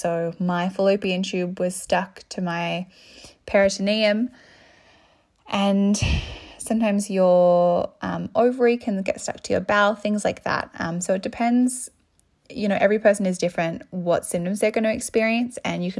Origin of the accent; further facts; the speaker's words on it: Sydney, New South Wales, Australia; I'm 24 and I'm from Sydney, which is Gadigal land